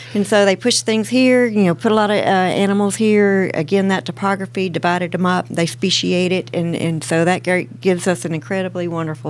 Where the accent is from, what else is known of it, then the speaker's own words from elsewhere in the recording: Nashville, Tennessee, United States; I'm still on the same farm I grew up on. I went to school 8th and Broad, even Fog. So you don't get much more Nashvilleian than that. I'm from Nashville, from Tennessee